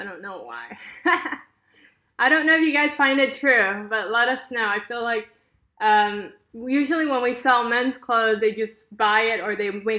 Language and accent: English; California, United States; Here in Southern California.